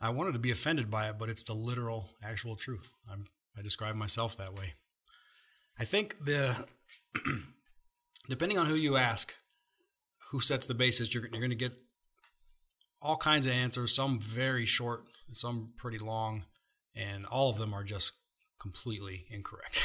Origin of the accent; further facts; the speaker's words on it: Ohio, United States; moved away; I'm from Ohio originally